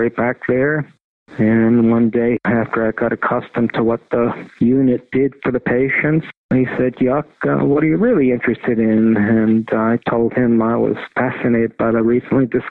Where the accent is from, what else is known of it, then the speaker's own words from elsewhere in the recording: Tartu, Tartu County, Estonia; moved away; also born or lived in Pittsburgh; I was born in Estonia in the women's clinic at University of Tartu